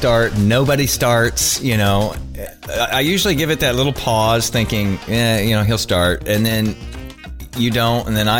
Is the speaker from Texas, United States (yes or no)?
yes; Texas, United States; I'm from Texas.